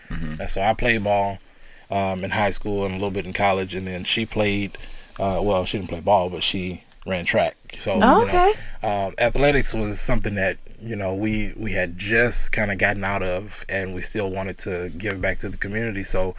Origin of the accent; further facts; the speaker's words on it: Louisiana, United States; moved away as an adult; now in Sioux Falls, United States; We're from Louisiana.